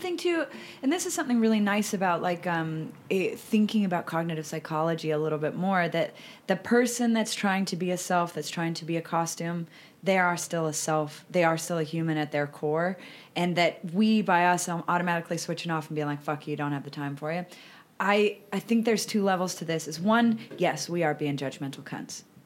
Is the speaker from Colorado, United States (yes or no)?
yes; about 90 minutes from Denver, Colorado, United States; moved away; about an hour and a half bus ride away from my hometown